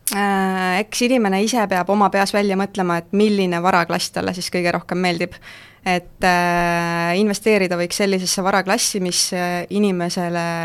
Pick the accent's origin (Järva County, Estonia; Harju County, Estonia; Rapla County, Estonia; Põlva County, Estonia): Harju County, Estonia; Keila; ma ise olen Keilast pärit